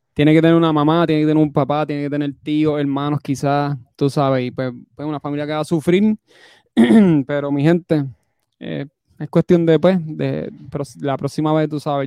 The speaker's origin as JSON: {"language": "Spanish", "country": "Puerto Rico", "moved": "yes", "said": "yo siendo puertorriqueño"}